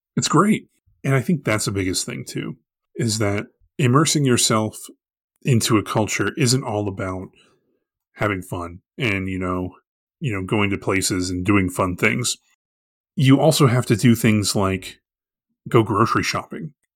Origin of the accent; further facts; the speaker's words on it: Arlington, United States; growing up in Arlington, we have a very large Indian population